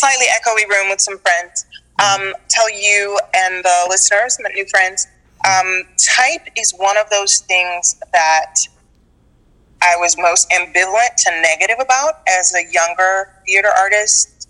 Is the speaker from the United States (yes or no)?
yes; United States; I'm Black American